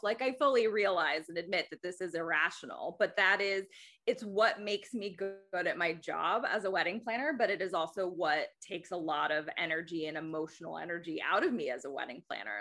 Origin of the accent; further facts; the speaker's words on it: Athens, Georgia, United States; also born or lived in Des Moines, Iowa; now in New York City, United States; I grew up in Athens, Georgia